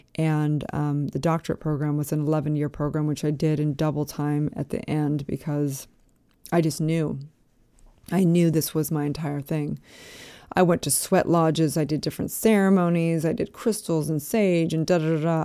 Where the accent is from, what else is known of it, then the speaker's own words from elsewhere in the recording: Santa Barbara, California, United States; moved away as an adult; also born or lived in Utah; I was from Santa Barbara.